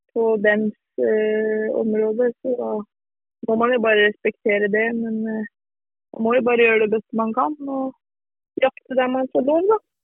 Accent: near Lillestrøm, Akershus, Norway; jeg er jo fra Norge som, som kanske man hører. Och er fra et litet sted eh, litt utenfor Lillestrøm, som ligger eh, en time utenfor Oslo.

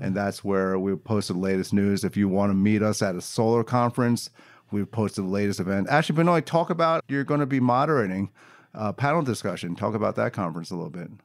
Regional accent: Philadelphia, Pennsylvania, United States; I'm from Philadelphia

